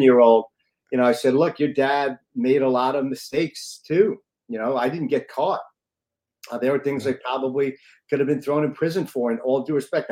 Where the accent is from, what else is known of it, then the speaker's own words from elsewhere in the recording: Long Island, New York, United States; I grew up in the home of good-looking, obnoxious people like Steve Rizzo in Long Island, east side of New York, around 40 minutes from the city